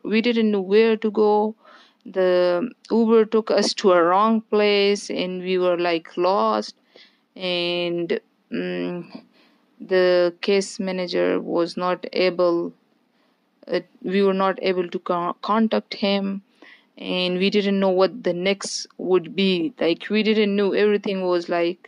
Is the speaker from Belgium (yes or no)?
no; Afghanistan; moved away as an adult; also born or lived in Malaysia; now in New Jersey, United States; I'm from Afghanistan.